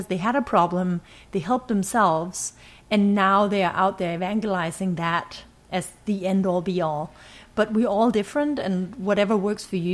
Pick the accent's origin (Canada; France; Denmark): Denmark; Ribe, Southern Denmark; So I grew up in Denmark, small city, oldest town in Denmark.